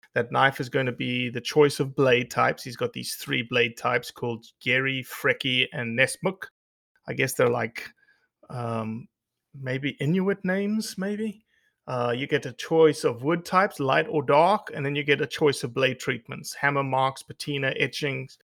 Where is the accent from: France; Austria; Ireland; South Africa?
South Africa; moved away; growing up in South Africa